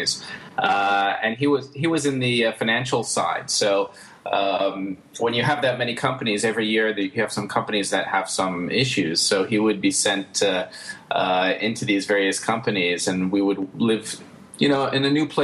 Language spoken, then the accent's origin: English; Pittsburgh, Pennsylvania, United States; we finally settled down in the U.S., and I grew up in Pittsburgh